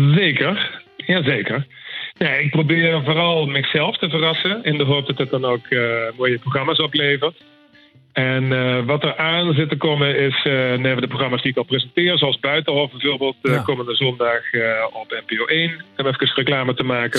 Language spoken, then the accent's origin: Dutch; Limburg, Netherlands; accent: Venlo dialect mixed with Horst and Sevenum; moved away as an adult; now in Amsterdam, Netherlands; Ik kom uit Limburg